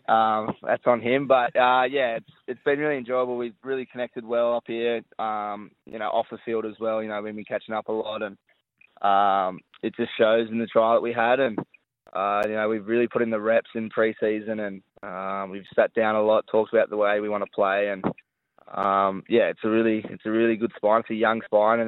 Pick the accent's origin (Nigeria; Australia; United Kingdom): Australia; Sydney, New South Wales; moved away as an adult; now in Gold Coast, Australia; I grew up on the Northern Beaches, so you know, it's pretty similar lifestyle up here with the beaches right there.